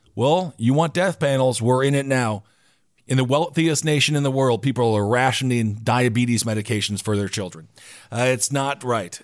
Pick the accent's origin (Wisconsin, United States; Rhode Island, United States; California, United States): Wisconsin, United States; So I grew up in Wisconsin